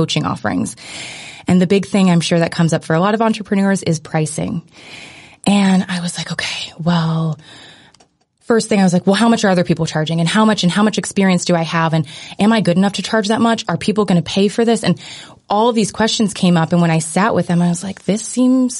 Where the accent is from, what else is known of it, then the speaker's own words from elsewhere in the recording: United States; growing up in America